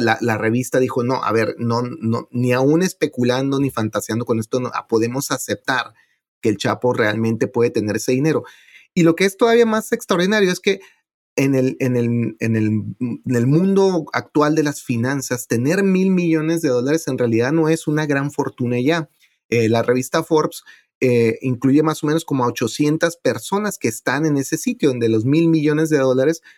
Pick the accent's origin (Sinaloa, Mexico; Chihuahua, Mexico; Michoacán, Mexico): Chihuahua, Mexico; Ciudad Juárez; moved away as an adult; now in New York, United States; donde yo nací, en Ciudad Juárez